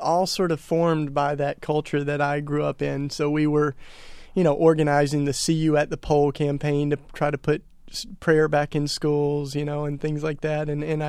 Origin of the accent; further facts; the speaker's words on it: Tennessee, United States; Well, I was raised in the Bible Belt down in East Tennessee, sort of suffocated with Christianity.